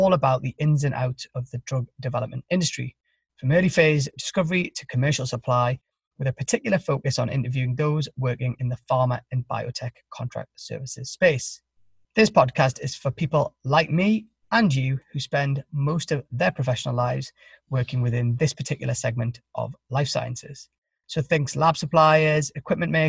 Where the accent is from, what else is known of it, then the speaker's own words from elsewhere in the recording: Newcastle upon Tyne, North East England, United Kingdom; now in Boston, United States; I'm from Newcastle in the northeast of England, but now live with my wife and kids in Boston